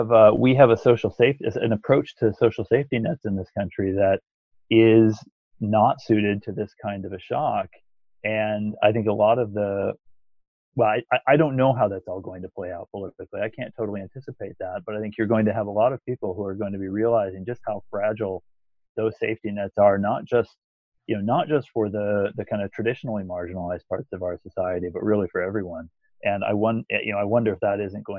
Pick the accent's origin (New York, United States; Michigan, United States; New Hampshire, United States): Michigan, United States; I'm from Michigan